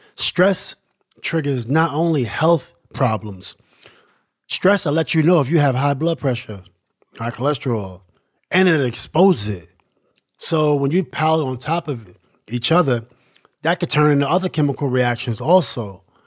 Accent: New York City, New York, United States; growing up in Queensbridge is really interesting

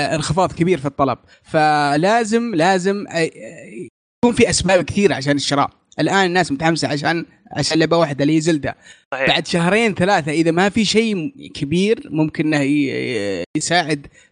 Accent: Saudi Arabia; عندنا في السعوديه

